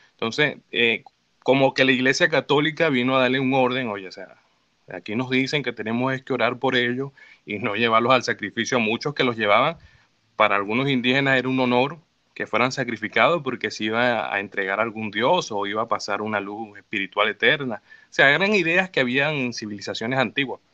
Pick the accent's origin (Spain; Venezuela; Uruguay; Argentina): Venezuela; now in Mexico; yo llegué con las ideas de Venezuela a cómo se vivía allá